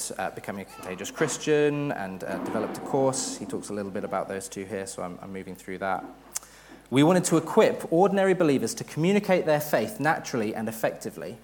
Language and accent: English; United Kingdom; also born or lived in Hatfield; We're British.